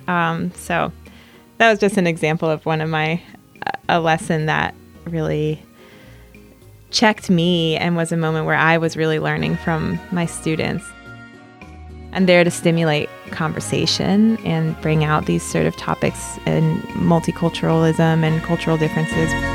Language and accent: English; Philadelphia, Pennsylvania, United States; moved away as an adult; also born or lived in Aguascalientes, Mexico; I'm from Philly